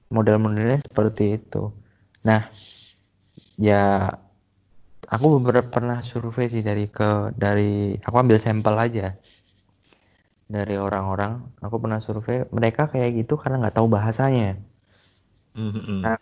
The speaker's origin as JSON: {"language": "Indonesian", "region": "Java", "country": "Indonesia", "said": "aku di rumah dipaksa kalau sama orang tua ya harus berbahasa Jawa halus jadi biar angga ungguh sopan santunnya itu sebagai orang Jawa tetap terjaga"}